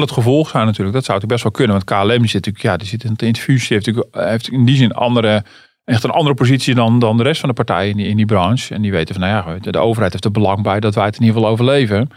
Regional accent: Netherlands; ik ben toch een Hollander

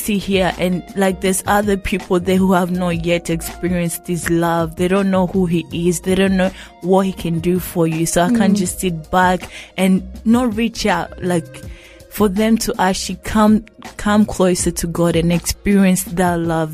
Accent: Tanzania; also born or lived in Burundi (ancestry); now in Australia; my background is Burundian, but I wasn't born in Burundi. I was born in Tanzania, which in a refugee camp called Mukungwa.

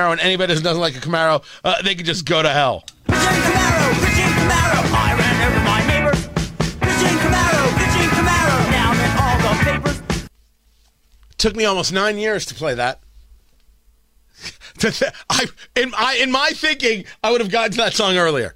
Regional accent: New Jersey, United States; I grew up in Jersey

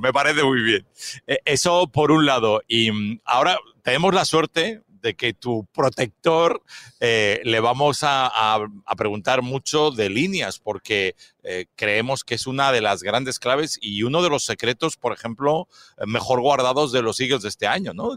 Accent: Spain; nosotros todos venimos de España

